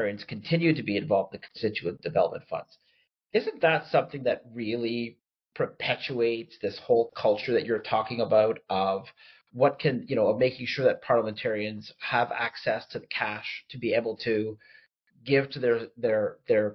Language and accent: English; Canada; I'm Canadian